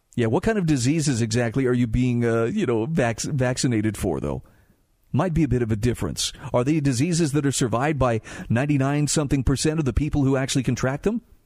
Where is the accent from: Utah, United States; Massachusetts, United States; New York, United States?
Utah, United States; in my home state of Utah